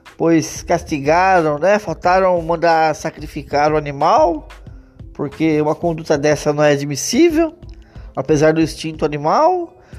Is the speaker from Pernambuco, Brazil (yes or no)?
no; Vinhedo, São Paulo, Brazil; eu sou aqui de Vinhedo, né? Mas estou trabalhando em Louveira